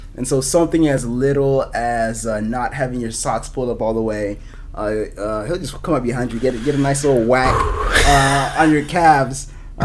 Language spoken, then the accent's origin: English; Des Moines, Iowa, United States; also born or lived in Kenya; I grew up here in Des Moines.